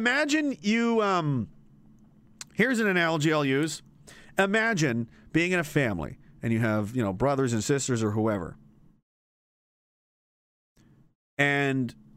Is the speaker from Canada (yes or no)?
yes; Canada; I'm an American in a Canadian body